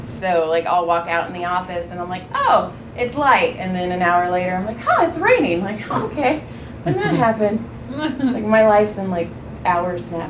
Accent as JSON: {"language": "English", "town": "Madera", "region": "California", "country": "United States", "tie": "born or raised there", "said": "I grew up in Madera."}